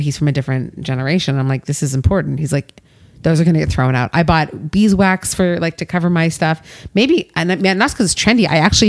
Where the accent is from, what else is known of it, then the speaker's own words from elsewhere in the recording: Canada; we grew up with like the three R's, reduce, reuse, and recycle. And we are very, I think, hyper conscious, especially as in Canadian people.